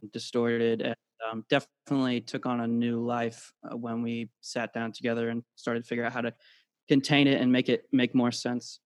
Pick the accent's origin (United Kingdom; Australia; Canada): United Kingdom; now in United States; originally born in the UK, and uh, living in the States now